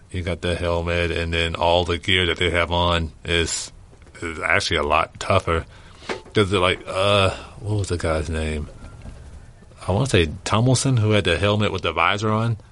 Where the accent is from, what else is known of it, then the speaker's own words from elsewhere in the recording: Louisiana, United States; moved away; I'm originally from Louisiana